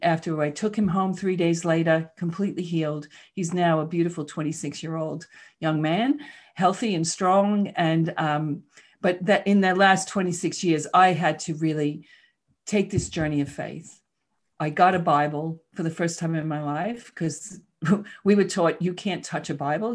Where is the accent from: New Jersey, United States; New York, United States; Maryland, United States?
New York, United States; New York City; moved away; I grew up in Queens, New York. You probably heard the accent a little bit